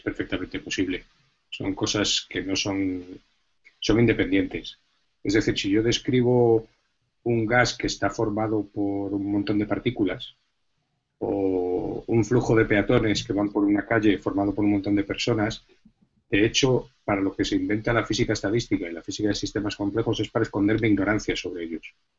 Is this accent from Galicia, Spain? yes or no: yes; Galicia, Spain; now in Madrid, Spain; yo antes que físico soy gallego